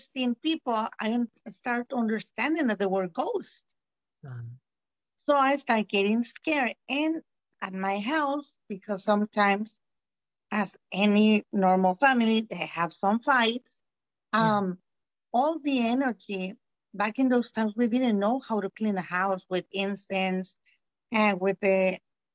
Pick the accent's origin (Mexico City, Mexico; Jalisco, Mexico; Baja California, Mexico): Mexico City, Mexico; Well, I was born in Mexico City. I'm from Mexico City.